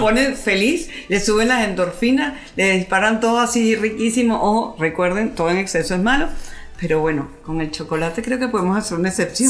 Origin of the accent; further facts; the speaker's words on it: Venezuela; nosotros no estamos acostumbrados a eso como cultura venezolana